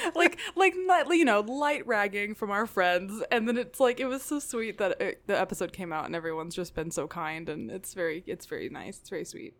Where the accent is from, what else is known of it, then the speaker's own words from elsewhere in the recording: Tennessee, United States; also born or lived in Nashville; I grew up in Tennessee